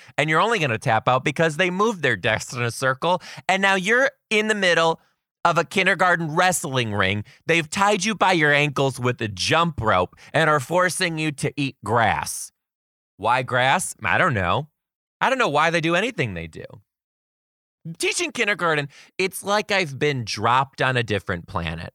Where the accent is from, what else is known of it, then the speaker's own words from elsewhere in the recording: Detroit, Michigan, United States; now in Seattle, United States; I currently live in Seattle, Washington. I am from Detroit, Michigan.